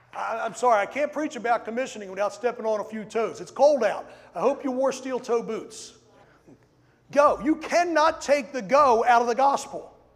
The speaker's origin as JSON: {"language": "English", "town": "Ridley Township", "region": "Pennsylvania", "country": "United States", "tie": "born or raised there", "also_born_or_lived": "Louisiana", "moved": "as an adult", "said": "I grew up in Ridley Township"}